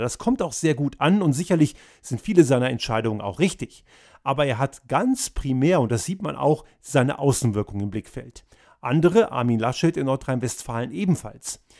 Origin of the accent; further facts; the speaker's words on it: Austria; bei uns in Österreich